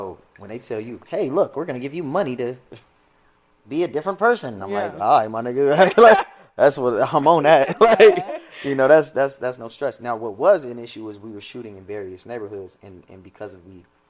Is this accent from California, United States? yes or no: yes; Los Angeles, California, United States; I was the only person from